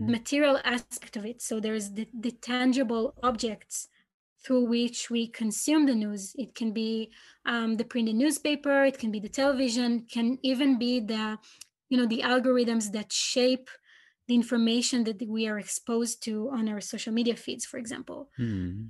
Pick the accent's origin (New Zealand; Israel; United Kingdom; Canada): Israel; I'm from Israel